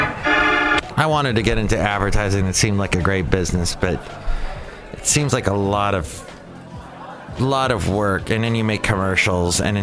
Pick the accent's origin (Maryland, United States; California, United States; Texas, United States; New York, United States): California, United States; Los Angeles; I was this kid growing up in the San Fernando Valley in Van Nuys